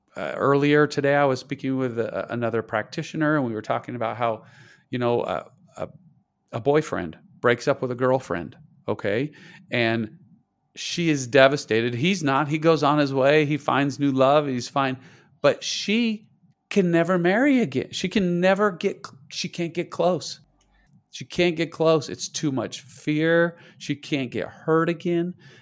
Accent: Idaho, United States; I grew up in Idaho in the United States. Okay. We're talking, it's cold. I grew up on a potato farm. I had 64 people in my high school graduating class.

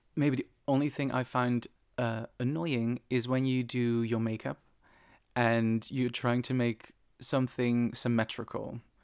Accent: Netherlands; moved away; Back in the Netherlands, I remember, it must be eight, eight, nine years ago, there was this guy in my hometown

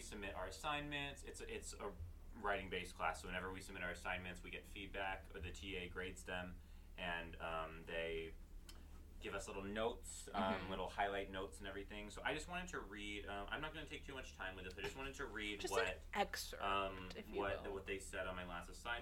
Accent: Virginia, United States; moved away as an adult; now in Massachusetts, United States; I'm from Virginia, and I go to school in Massachusetts

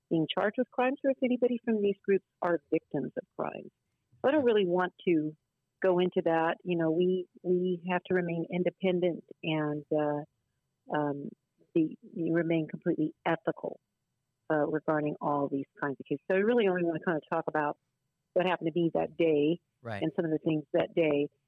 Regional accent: Delano, California, United States; I don't believe it reflects who we are as people from Delano

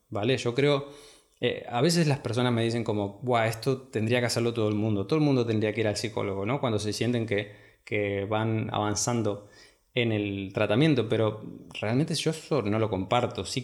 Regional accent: Argentina; Primero me fui a estudiar a la ciudad de Córdoba, en Argentina, que está bastante lejos de mi ciudad natal

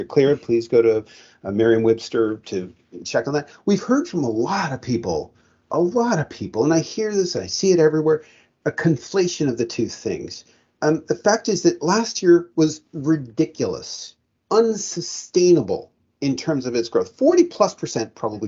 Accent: Canada; as a Canadian by birth

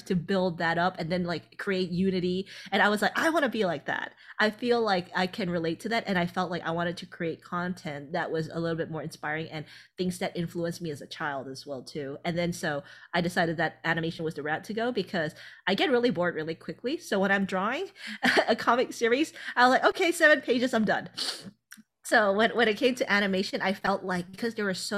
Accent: Thailand; moved away; originally I'm from Thailand.

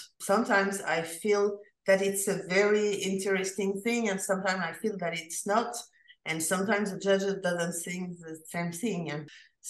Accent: France; I'm from France.

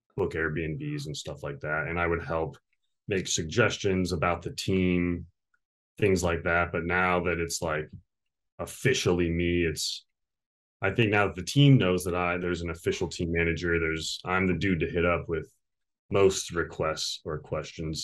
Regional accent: Victorville, California, United States; also born or lived in Ohio; now in Long Beach, United States; I grew up in the high desert, which Apple Valley, Victorville, it's kind of on the way to Las Vegas

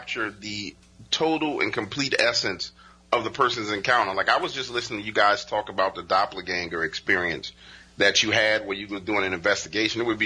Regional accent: New Orleans, Louisiana, United States; I live in New Orleans. I was born and raised in New Orleans because they moved here.

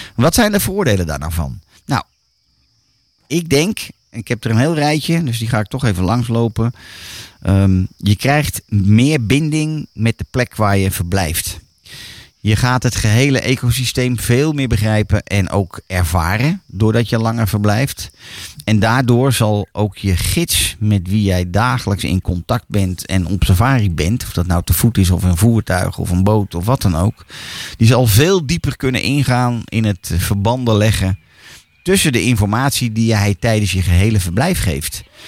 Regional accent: Netherlands; voor ons als Nederlander

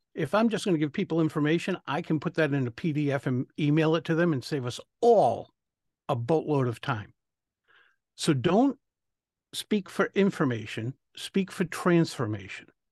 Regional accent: Rhode Island, United States; I'm from Rhode Island

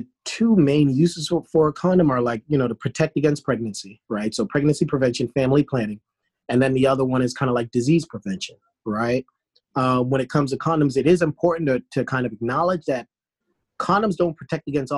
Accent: Boston, Massachusetts, United States; also born or lived in New York / Washington, D.C.; now in Atlanta, United States; I'm from Boston

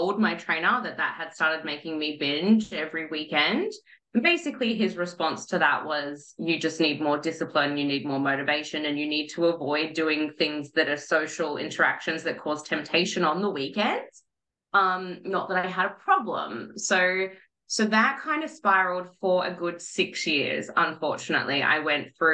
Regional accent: Melbourne, Victoria, Australia; moved away; I'm originally from Melbourne

